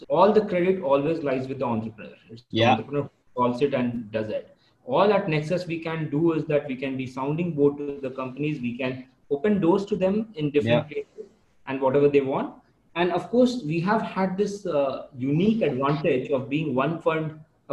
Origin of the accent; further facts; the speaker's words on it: India; as an Indian